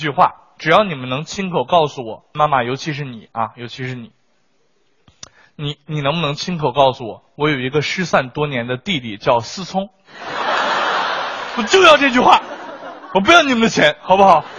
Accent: Xilingol, Inner Mongolia, China; now in Shanghai, China; 那要是搁我们老家，我是锡林郭勒的，想在上海交个首付，那得卖一个小区的房。

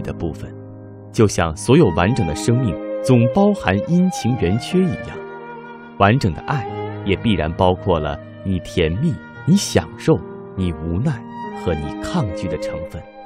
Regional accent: China; 我们中国人

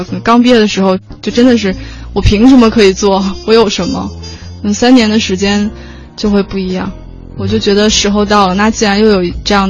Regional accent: Northeast China, China; 作为一个东北人，吃的很很想念米饭。

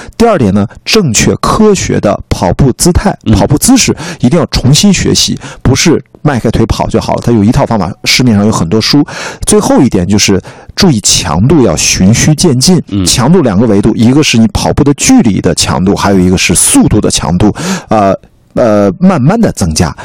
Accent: Qingdao, Shandong, China; moved away as an adult; now in Beijing, China; 我出生在青岛，长大在青岛

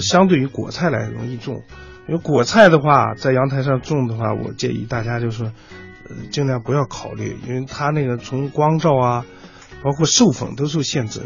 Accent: Wuchuan, Inner Mongolia, China; now in Beijing, China; 我的老家是土豆之乡

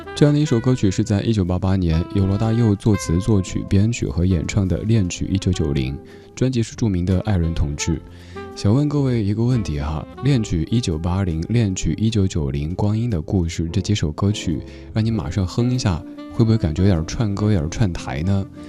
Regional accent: Sichuan, China; accent: Sichuanese; 在我家乡话当中呢，这个说法特别地可爱，高跟儿害。对，四川话里说高跟鞋就是高跟儿害

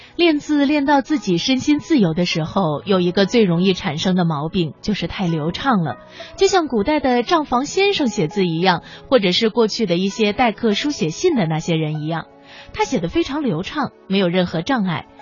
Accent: Zhejiang, China; 我出生在浙江，又在浙江长大

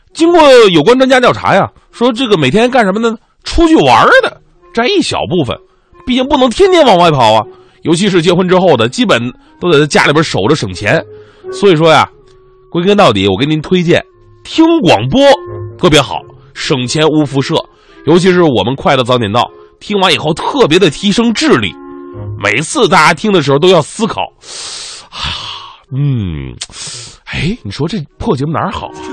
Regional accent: Northeast China, China; accent: Northeastern Mandarin (东北话); 努尔哈赤应该是纯东北老爷们儿，对不对？我老乡啊

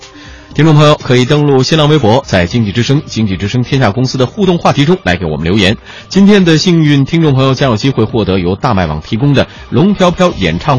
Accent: Yangzhou, Jiangsu, China; 像我就来自小城市，江苏扬州，

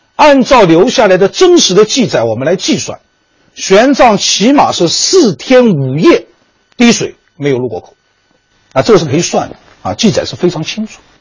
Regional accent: Wuxi, Jiangsu, China; 我老家是江苏无锡

